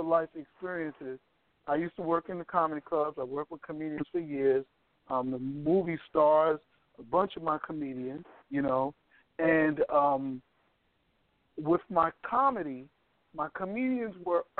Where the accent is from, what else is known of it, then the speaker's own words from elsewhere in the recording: New York, United States; I'm from New York